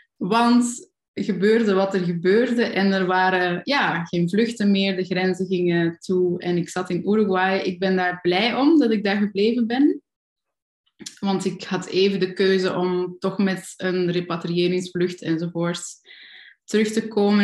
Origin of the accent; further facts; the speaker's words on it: Kalmthout, Flanders, Belgium; accent: Flemish; moved away; also born or lived in Germany; in de buurt van waar ik opgegroeid ben, dat is Kalmthout, zo in het noorden tegen de Nederlandse grens